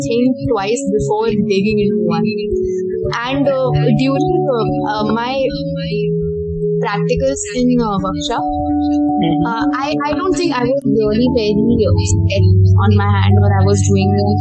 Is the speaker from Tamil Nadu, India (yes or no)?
no; Karnataka, India; I am coming from Karnataka